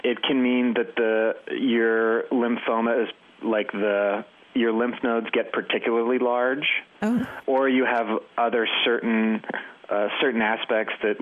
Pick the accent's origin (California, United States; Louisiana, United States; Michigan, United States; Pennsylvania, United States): Pennsylvania, United States; Western; moved away as an adult; also born or lived in Washington, D.C.; now in Los Angeles, United States; I'm from Pennsylvania